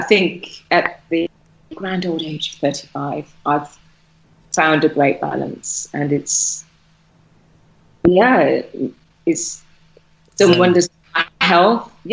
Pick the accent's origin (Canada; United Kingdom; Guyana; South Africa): United Kingdom; Birmingham, West Midlands; now in Turkey; we're both from Birmingham, so obviously the accent came out like tenfold